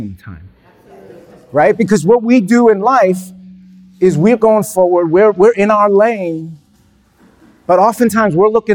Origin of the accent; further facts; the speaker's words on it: New York City, New York, United States; I was born in Brooklyn